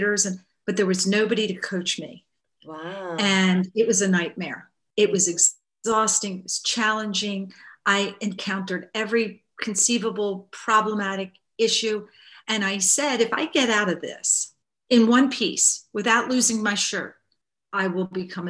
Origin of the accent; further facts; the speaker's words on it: Baltimore, Maryland, United States; I grew up in Baltimore, Maryland, which is in the United States